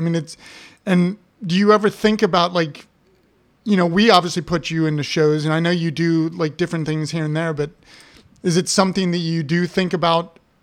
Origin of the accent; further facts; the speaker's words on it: Columbus, Ohio, United States; my hometown, like a suburb of Columbus